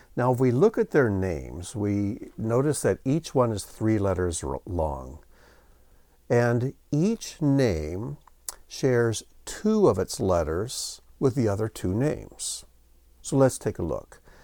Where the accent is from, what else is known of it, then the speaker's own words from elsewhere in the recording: United States; growing up in the United States